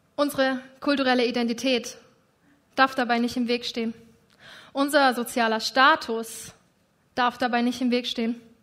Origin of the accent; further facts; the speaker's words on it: Germany; Ich bin Deutsche und ich lebe in Deutschland.